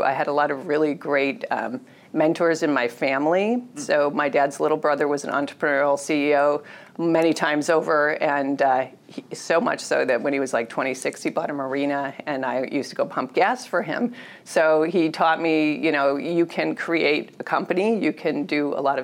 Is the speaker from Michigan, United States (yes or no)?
yes; Detroit, Michigan, United States; I was born in Detroit to working class parents